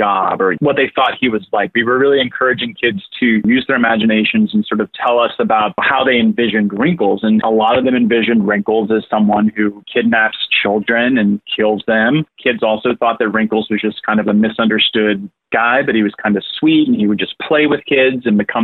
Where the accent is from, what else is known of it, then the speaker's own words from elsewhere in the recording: Fort Myers, Florida, United States; I'm actually from Fort Myers. I was raised there.